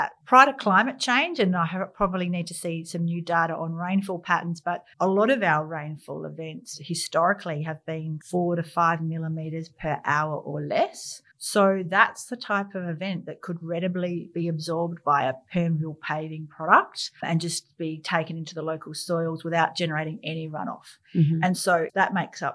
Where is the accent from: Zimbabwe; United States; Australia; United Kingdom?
Australia; Riverland, South Australia; I grew up in the Riverland on Murray River.